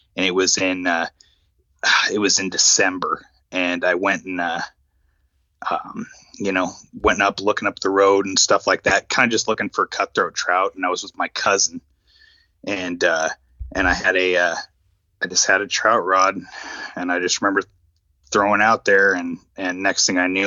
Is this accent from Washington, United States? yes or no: yes; Issaquah, Washington, United States; there was a local fly shop where I grew up in Issaquah, Washington